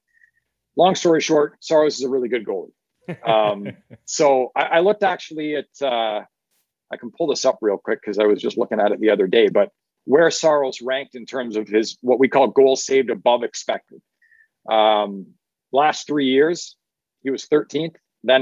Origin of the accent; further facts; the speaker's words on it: Ottawa Valley, Ontario, Canada; I come from the Ottawa Valley and up in Canada. And that's just like, you know, part of how us country folk out there talk.